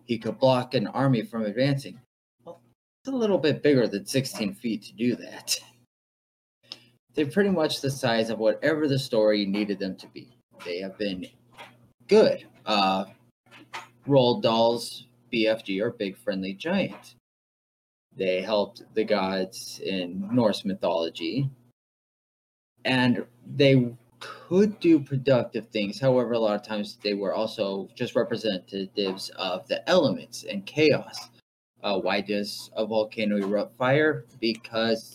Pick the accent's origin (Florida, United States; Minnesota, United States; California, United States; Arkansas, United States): Minnesota, United States; I'm from Minnesota